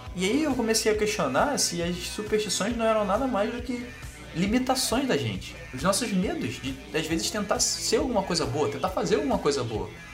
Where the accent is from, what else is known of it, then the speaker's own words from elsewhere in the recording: Rio de Janeiro, Brazil; eu sou carioca